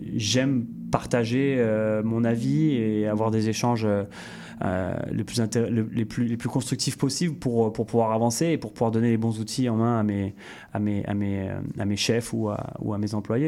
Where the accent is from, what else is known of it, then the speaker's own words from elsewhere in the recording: France; now in Canada; revenir un peu sur, sur ma terre natale